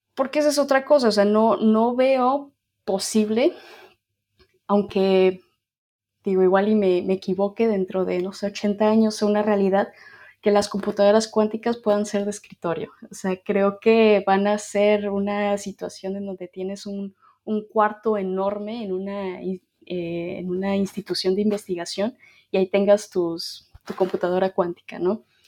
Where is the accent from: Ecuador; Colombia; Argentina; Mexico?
Mexico; moved away as an adult; also born or lived in Ireland; now in Dublin, Ireland; La razón por la que yo me salí de México